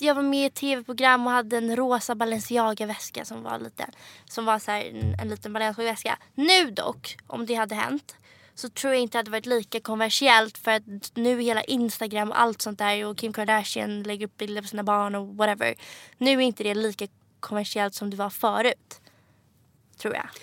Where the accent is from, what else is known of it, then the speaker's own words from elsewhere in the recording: Stockholm, Stockholm County, Sweden; moved away as an adult; also born or lived in London; now in Paris, France; jag växte upp alltså här på Östermalm, Stockholm